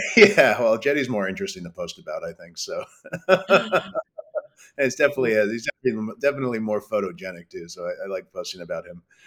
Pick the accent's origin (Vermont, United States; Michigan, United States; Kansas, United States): Vermont, United States; Brattleboro; when I grew up in Vermont